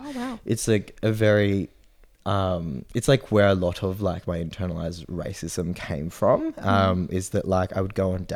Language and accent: English; Sydney, New South Wales, Australia; oh, well, my mom is Japanese, but I was born in Sydney.